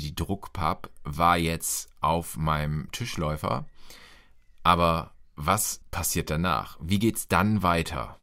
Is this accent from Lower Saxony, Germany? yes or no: yes; Lower Saxony, Germany; Ich bin in Niedersachsen aufgewachsen